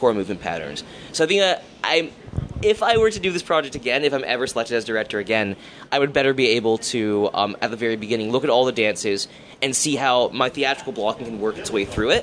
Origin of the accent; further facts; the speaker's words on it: Hamilton, Ontario, Canada; I'm from Hamilton, where the disciplines don't really talk to each other